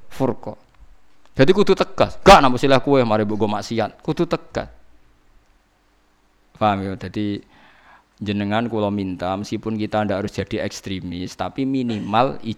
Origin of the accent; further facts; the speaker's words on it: Java, Indonesia; Lo meskipun kita sendiri sebagai orang Jawa tidak punya nyali farik misalnya.